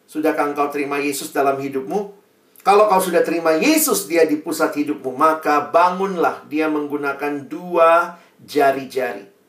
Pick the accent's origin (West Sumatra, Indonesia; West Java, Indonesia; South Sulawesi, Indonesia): South Sulawesi, Indonesia; Makassar; saya ini anak daerah ya, teman-teman saya itu ke Jakarta kuliah di UI, dulu dari dari Makassar.